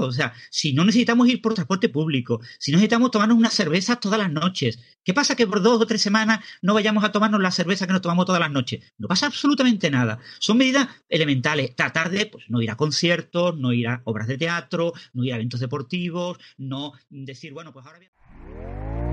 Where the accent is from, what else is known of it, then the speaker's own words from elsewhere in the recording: Spain; todos somos españoles